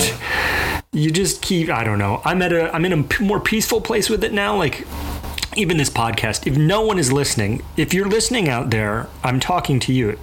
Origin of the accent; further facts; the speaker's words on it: Mobile, Alabama, United States; I grew up in Mobile, Alabama